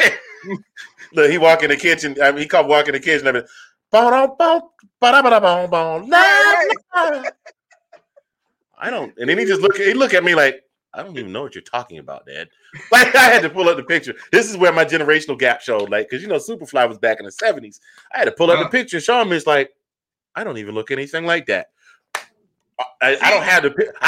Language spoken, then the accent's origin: English; Savannah, Georgia, United States; I'm from Savannah, Georgia. Okay, Savannah, it's not as small as it used to be, but I grew up in a small. Savannah was a small town